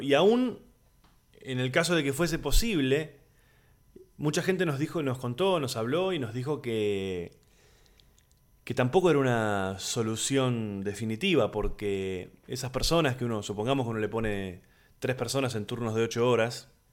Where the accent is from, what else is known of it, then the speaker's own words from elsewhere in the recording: Buenos Aires, Argentina; soy de Buenos Aires, Argentina, comediante, actor